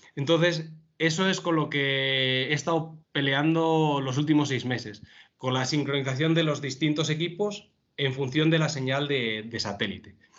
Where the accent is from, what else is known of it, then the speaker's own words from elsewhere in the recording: León, Castile and León, Spain; now in Madrid, Spain; soy de León y tengo un gran apego por, mi tierra y por mi familia